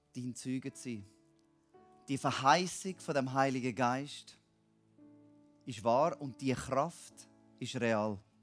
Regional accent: Switzerland; now in Cambodia; als Schweizer

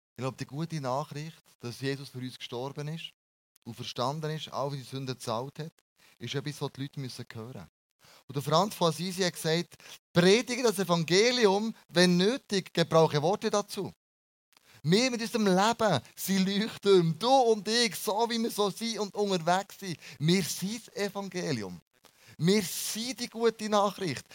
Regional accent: Bern, Switzerland; wir als Berner

